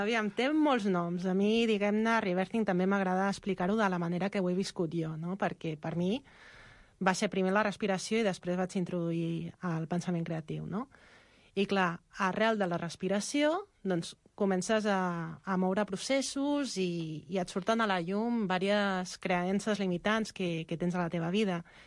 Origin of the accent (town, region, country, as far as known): Xinzo da Costa, Galicia, Spain; moved away